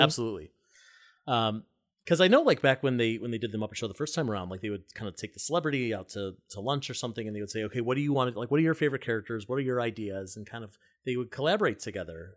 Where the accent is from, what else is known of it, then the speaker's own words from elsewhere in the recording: Cleveland Heights, Ohio, United States; now in New York City, United States; I grew up in Cleveland Heights and South Euclid